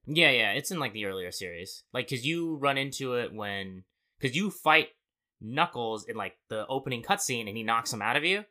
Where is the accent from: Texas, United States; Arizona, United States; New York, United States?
Arizona, United States; Born and raised in Arizona